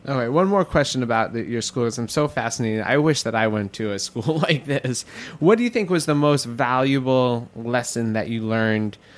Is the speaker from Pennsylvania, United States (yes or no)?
no; New York, United States; growing up in Queens